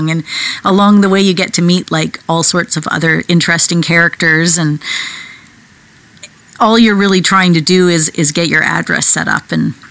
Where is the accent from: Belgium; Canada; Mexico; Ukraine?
Canada; I'm so Canadian. I'm apologizing here.